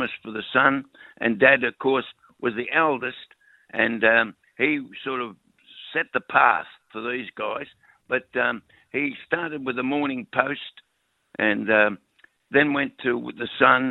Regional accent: Melbourne, Victoria, Australia; I was born, bred, educated, married. I married the girl that lived opposite me in Richmond, in Lennox Street, Richmond.

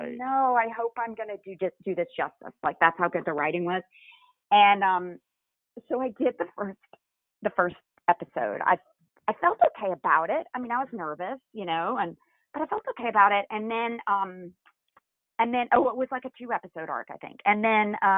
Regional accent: Macon, Georgia, United States; moved away as an adult; now in New York City, United States; growing up in Macon, Georgia

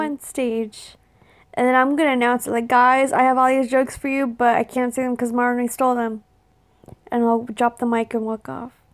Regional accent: Texas, United States; moved away; also born or lived in California; I grew up in Texas

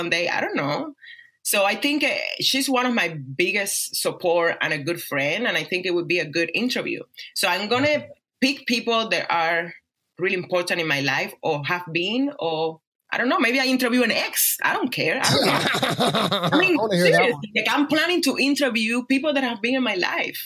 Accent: Cuba; English is a second language; now in Las Vegas, United States; my life growing up in Cuba, how I became a dancer, how I came to America

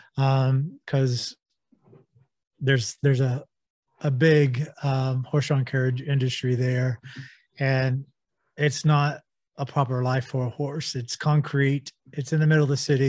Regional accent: Texas, United States; I grew up in Texas

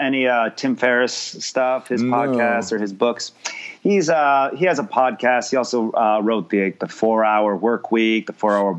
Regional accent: New York, United States; also born or lived in Miami; now in Los Angeles, United States; Yeah, it might have helped that I grew up right outside New York.

